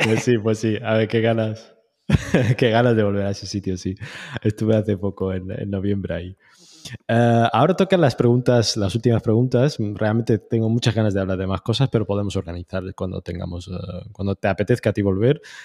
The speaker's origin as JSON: {"language": "Spanish", "town": "Tetouan", "region": "Tanger-Tetouan-Al Hoceima", "country": "Morocco", "said": "un hombre de no, norte de Marruecos"}